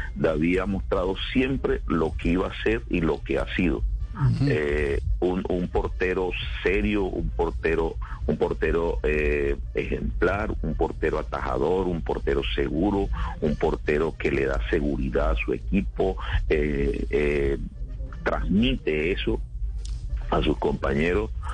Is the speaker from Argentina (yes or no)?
no; Colombia